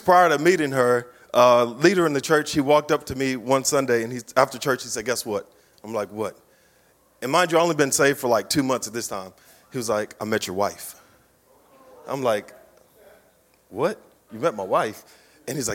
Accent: Baton Rouge, Louisiana, United States; I come from Baton Rouge

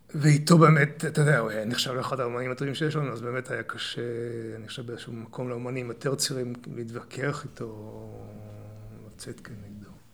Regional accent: Ramat Gan, Tel Aviv District, Israel; moved away as an adult; also born or lived in London; now in Neve Monosson, Israel; במקור נולדתי ברמת גן. אוקיי. אבל, אה, אבל שם גדלתי עד הצבא

